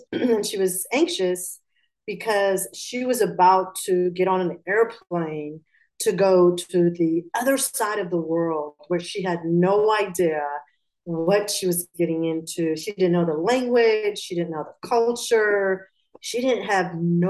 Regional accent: Atlanta, Georgia, United States; also born or lived in Pakistan; So I was born in Pakistan and I was raised in Georgia, in Atlanta

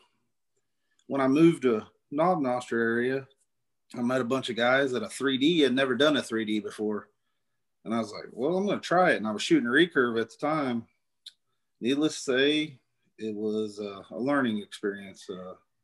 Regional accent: North Central Missouri, United States; accent: southern; now in Knob Noster, United States; I grew up in North Central Missouri and moved here in about 2000.

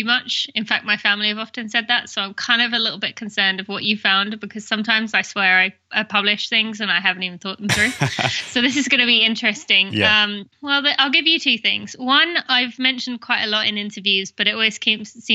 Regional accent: England, United Kingdom; accent: British; also born or lived in Indiana, United States / California, United States / Michigan, United States / Philadelphia, United States; now in Lexington, United States; which people could probably tell from my accent, which is Great Britain. I'm from England.

